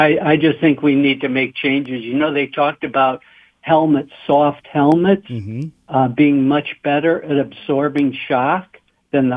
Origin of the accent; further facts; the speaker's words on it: Milwaukee, Wisconsin, United States; now in Detroit, United States; I was born in Milwaukee, Wisconsin, and grew up in the 50s and 60s there